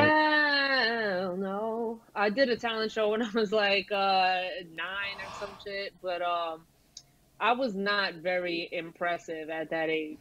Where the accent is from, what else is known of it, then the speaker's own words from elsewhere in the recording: New York City, New York, United States; Brooklyn, Brighton Beach.